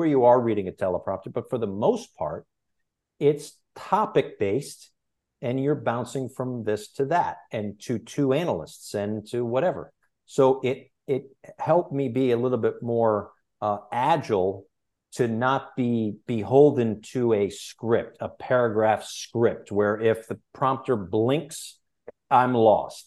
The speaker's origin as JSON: {"language": "English", "town": "Bristol", "region": "Connecticut", "country": "United States", "tie": "born or raised there", "moved": "yes", "lives_now": "Miami, United States", "said": "growing up in Bristol, Connecticut, the home of ESPN, I was lucky enough to be around ESPN quite a bit"}